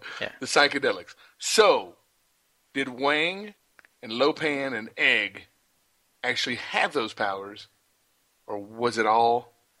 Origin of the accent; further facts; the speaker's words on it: Las Vegas, Nevada, United States; because we're from Vegas.